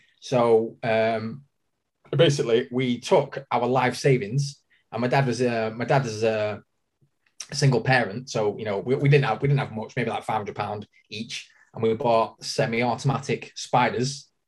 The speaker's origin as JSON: {"language": "English", "town": "Manchester", "region": "North West England", "country": "United Kingdom", "said": "From Manchester. I work at Planet Eclipse in Manchester, and I've been working there for nearly 17 years now."}